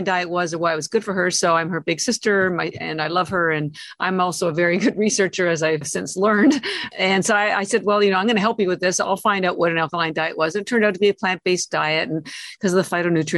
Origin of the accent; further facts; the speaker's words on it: Canada; moved away as an adult; now in Boston, United States; I'm Canadian, although I've lived in Boston 33 years